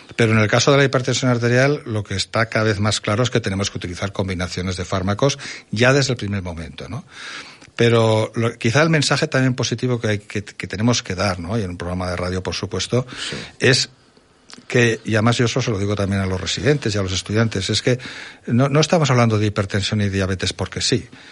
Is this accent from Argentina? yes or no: no; Zaragoza, Aragon, Spain; yo que soy de Zaragoza